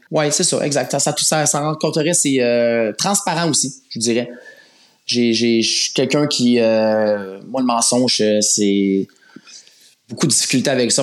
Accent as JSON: {"language": "French", "town": "Laval", "region": "Quebec", "country": "Canada", "tie": "born or raised there", "said": "je suis un gars de la rive nord. Euh, j'ai grandi dans le secteur de Laval"}